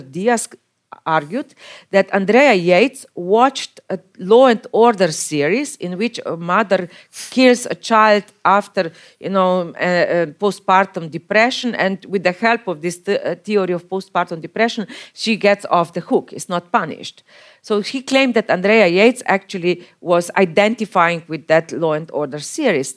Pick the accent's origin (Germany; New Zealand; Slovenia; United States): Slovenia; my home country, Slovenia